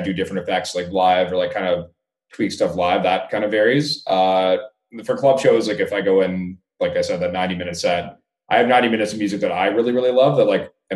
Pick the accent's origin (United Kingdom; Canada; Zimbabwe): Canada; I haven't played in my home country in like 3.5 years probably